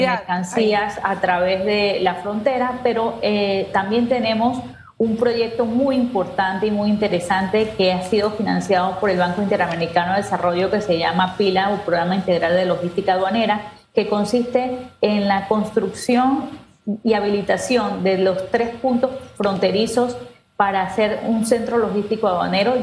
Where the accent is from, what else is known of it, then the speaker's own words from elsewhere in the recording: Panama; nosotros como panameños